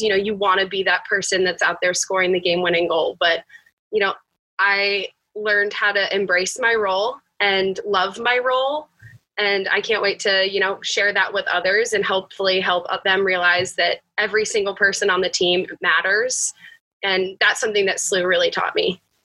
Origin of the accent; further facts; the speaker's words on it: Bel Air, Maryland, United States; moved away as an adult; now in St. Louis, United States; I'm from Bel Air, Maryland.